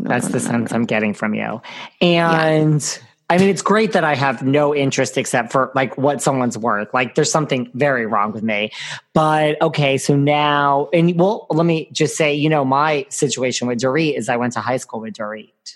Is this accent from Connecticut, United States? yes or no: yes; Connecticut, United States; accent: New York; also born or lived in New York City; I grew up between the city and Connecticut